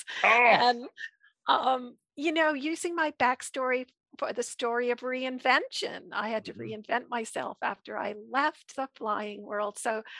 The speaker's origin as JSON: {"language": "English", "region": "Vermont", "country": "United States", "tie": "born or raised there", "said": "My hometown in Vermont, where I grew up"}